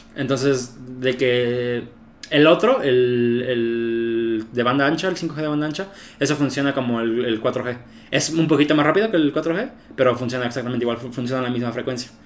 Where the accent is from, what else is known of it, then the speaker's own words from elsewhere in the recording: Mexico; aquí en México